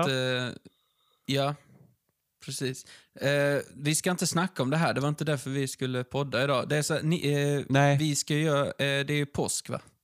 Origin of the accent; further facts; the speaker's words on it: Ystad, Skåne, Sweden; vi kommer från Ystad och där har de filmat Wallander